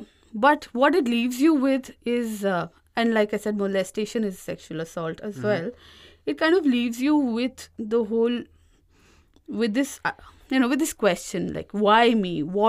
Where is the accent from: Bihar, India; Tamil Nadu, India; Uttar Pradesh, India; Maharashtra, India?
Uttar Pradesh, India; And all of this got answered when I was living in my hometown. It's mm-hmm. a small town in UP